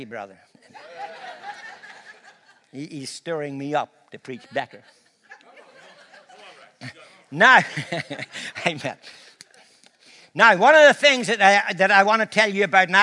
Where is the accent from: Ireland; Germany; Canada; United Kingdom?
Ireland; I'm Irish